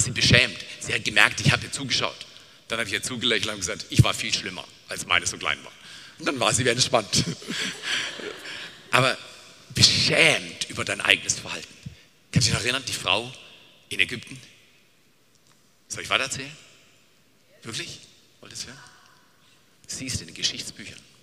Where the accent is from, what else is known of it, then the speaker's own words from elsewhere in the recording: Black Forest, Baden-Württemberg, Germany; Ich komme aus dem Schwarzwald, bin Bergfahrer